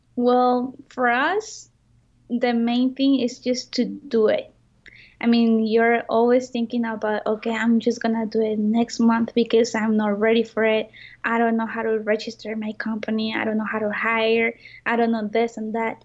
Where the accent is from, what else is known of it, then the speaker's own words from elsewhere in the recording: Mexico; I'm from Mexico